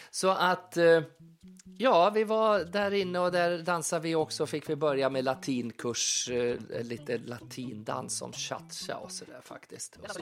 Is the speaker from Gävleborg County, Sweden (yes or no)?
yes; Furuvik, Gävleborg County, Sweden; moved away; hemma i Furuvik egentligen då, där jag växte upp